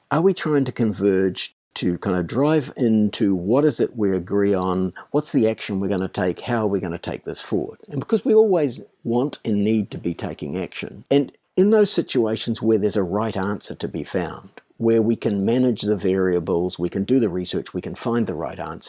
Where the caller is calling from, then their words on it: Paekakariki, Wellington, New Zealand; So I'm calling in from a little village called Paikakariki in New Zealand, which is just north of Welling.